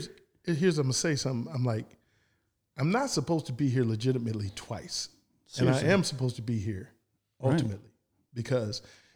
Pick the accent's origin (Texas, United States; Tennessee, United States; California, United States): Texas, United States; San Antonio; born there; I was born in San Ann.